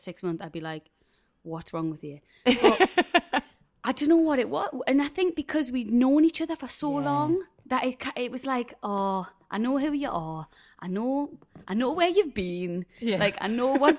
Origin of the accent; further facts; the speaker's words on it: South Shields, North East England, United Kingdom; we're both from South Shields